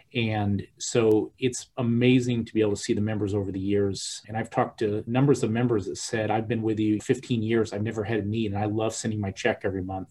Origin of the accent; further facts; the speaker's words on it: Peoria, Illinois, United States; I'm from Peoria, land of Caterpillar tractors